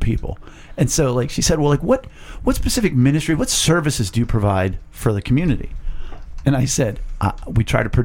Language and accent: English; Penn Hills, Pennsylvania, United States; I'm from Penn Hills.